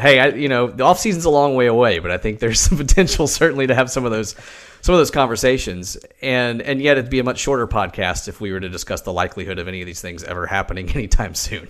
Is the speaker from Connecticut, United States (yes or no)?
no; Knoxville, Tennessee, United States; I grew up around the University of Tennessee